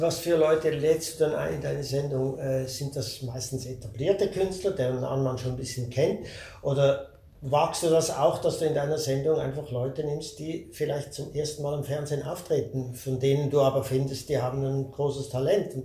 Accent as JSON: {"language": "German", "country": "Switzerland", "said": "bei uns in der Schweiz"}